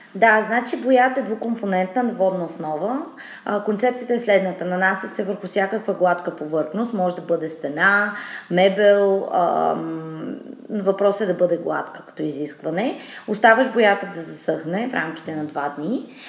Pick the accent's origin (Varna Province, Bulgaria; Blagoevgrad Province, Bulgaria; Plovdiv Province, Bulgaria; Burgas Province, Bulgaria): Plovdiv Province, Bulgaria; Asenovgrad; now in Sofia, Bulgaria; От Асеноград съм родом, но вече от доста време живея в София